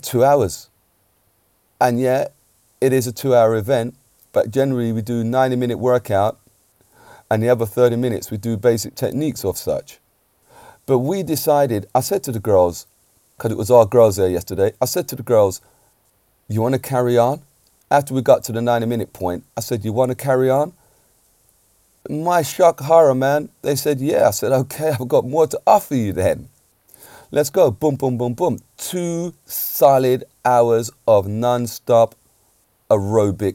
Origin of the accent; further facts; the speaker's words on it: England, United Kingdom; I'm an Englishman, I've got to say. I'm a UK, born in the UK, but my parents are from Jamaica